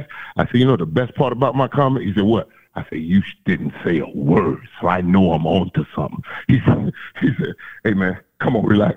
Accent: Florida, United States; I'm from the South, baby. I'm from the great state of Florida.

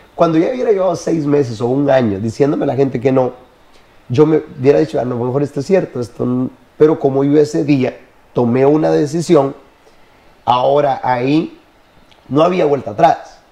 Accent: Honduras; now in United States; nací en Honduras, en el campo.

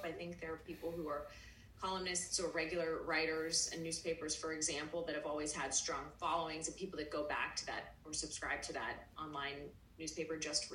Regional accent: Pittsburgh, Pennsylvania, United States; now in Florida, United States; I'm from Pittsburgh originally

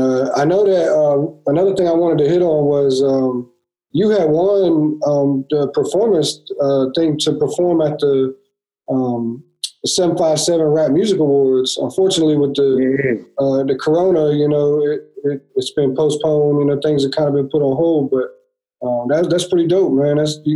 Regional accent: Carolina, United States; from where I grew up in Carolina, we didn't have anybody, you know what I'm saying?

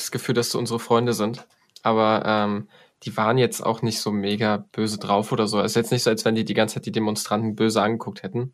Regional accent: Poland; Also ich als Pole

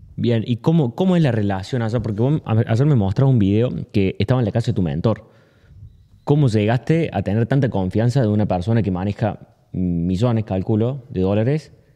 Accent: Argentina; acá siendo argentino

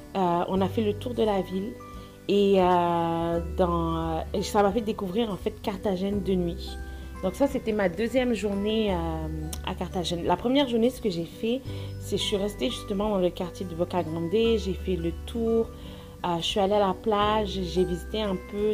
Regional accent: France; moved away as an adult; now in Montreal, Canada; Je vis à Montréal depuis les 14 dernières années. J'ai quitté la France pour faire mes études au Canada

